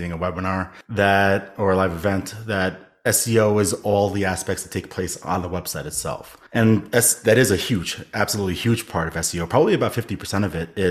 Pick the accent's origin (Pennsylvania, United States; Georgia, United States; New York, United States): New York, United States; New York City; I am born and raised in New York City.